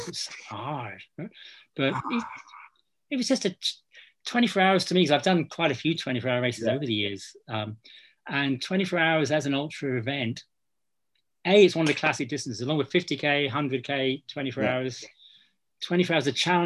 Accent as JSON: {"language": "English", "area": "Cornwall", "region": "South West England", "country": "United Kingdom", "tie": "born or raised there", "moved": "yes", "lives_now": "Scotland, United Kingdom", "said": "when I was brought up in Cornwall, everyone ran on the trails"}